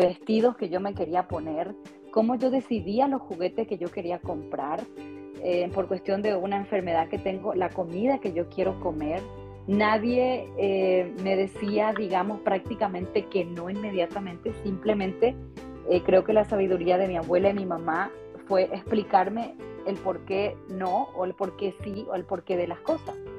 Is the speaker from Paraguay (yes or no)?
yes; Paraguay; moved away as an adult; now in Las Vegas, United States; no soy mexicana porque yo soy paraguaya